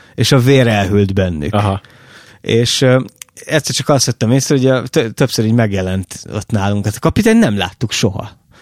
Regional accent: Oroszlány, Komárom-Esztergom, Hungary; én oroszlányban nőttem fel

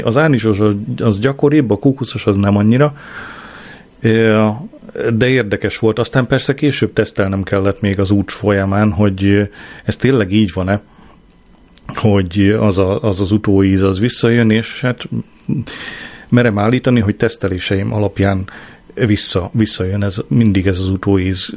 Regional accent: Hungary; én nem mertem megszólalni, ö, magyarként

